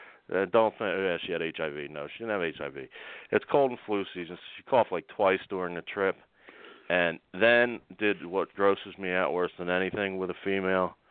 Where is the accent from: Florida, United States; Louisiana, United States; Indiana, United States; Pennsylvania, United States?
Pennsylvania, United States; Delco; accent: Delco; I'm from Delco and I talk Delco